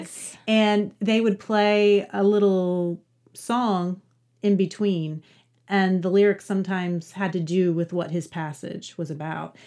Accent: West Virginia, United States; now in Louisville, United States; I'm from Appalachia originally. I'm from West Virginia and so I sort of love Appalachian literature just because that's where my roots are.

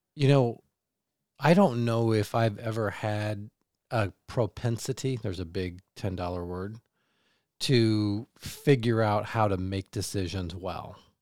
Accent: Kansas City, United States; moved away as an adult; now in Michigan, United States; I grew up in Kansas City

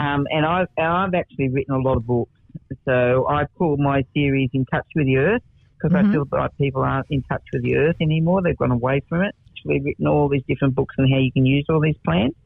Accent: Denman, New South Wales, Australia; now in Martindale, Australia; born in the area, born in Denman

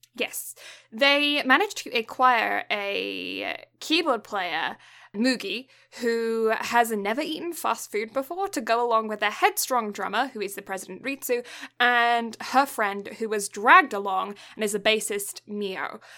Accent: south of England, United Kingdom; first language English; now in Canada; I was born in the south of England

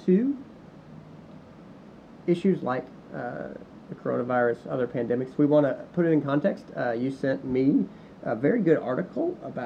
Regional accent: United States; being an American

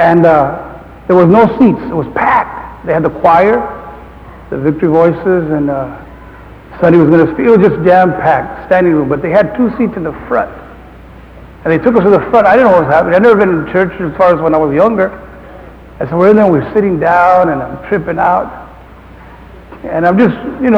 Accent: Santa Paula, California, United States; I was from a community 9 miles away from Fillmore, Santa Paula

